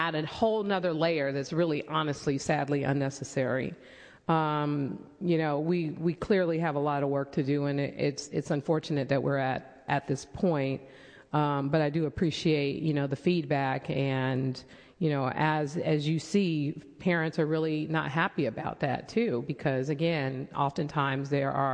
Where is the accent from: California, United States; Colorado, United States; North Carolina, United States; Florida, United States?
California, United States; San Francisco; I was growing up in San Francisco, like Supervisor Tang and Farrell, we walked to school together with other kids